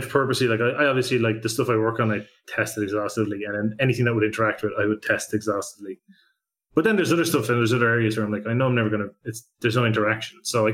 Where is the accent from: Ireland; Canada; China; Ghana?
Ireland; as an Irish person